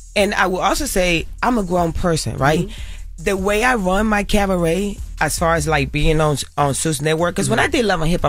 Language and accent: English; Carolina, Puerto Rico; I grew up in Puerto Rico. I grew up in Carolina, in Las Esmeraldas, in El Caserío. I grew up in the ghetto, in the hood, in the trenches.